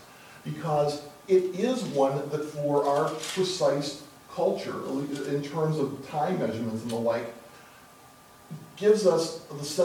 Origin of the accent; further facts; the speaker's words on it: United States; English-speaking American